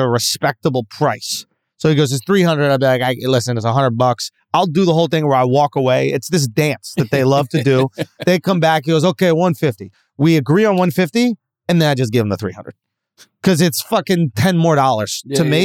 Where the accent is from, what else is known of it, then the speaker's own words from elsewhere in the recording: United States; It's expected from Americans because we tip